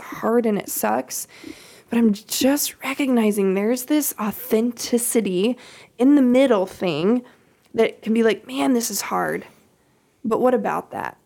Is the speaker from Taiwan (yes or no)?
no; Kansas, United States; I grew up in Kansas